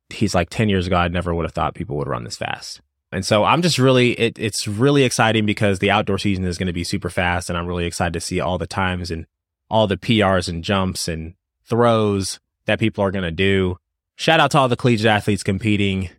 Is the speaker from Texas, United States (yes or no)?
no; Louisville, Kentucky, United States; I'm actually from Louisville